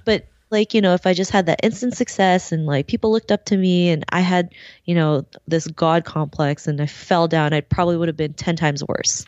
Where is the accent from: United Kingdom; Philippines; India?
Philippines; I'm was born in the Philippines, um, and you know, growing up there